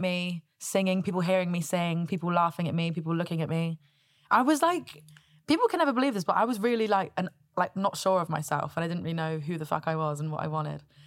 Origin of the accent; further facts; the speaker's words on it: Southampton, South East England, United Kingdom; I grew up in Southampton